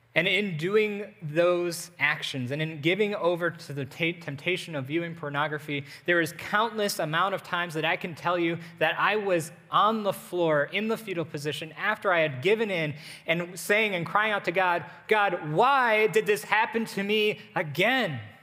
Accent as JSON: {"language": "English", "country": "United States", "said": "as an American, eh, even as Americans"}